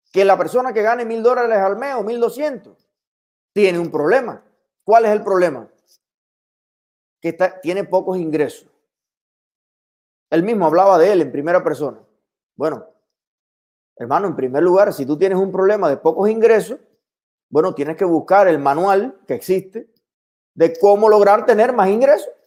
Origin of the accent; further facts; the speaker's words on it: Cuba; now in Miami, United States; No somos los cubanos extremistas de Miami los que estamos retrasando que Biden empiece a tomar decisiones